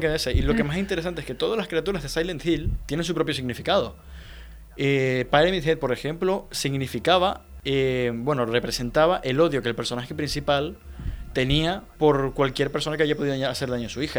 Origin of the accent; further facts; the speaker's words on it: Venezuela; Venezuela, en mi país